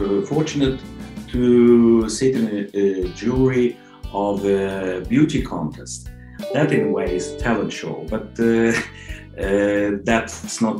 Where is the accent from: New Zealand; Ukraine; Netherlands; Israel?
Ukraine; now in Oslo, Norway; Originally from Ukraine, living in Norway.